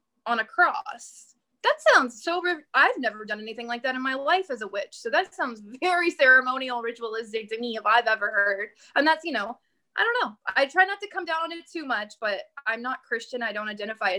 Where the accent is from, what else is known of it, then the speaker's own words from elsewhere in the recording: Bible Belt, the South, United States; I am from the South. I am from the Bible Belt of America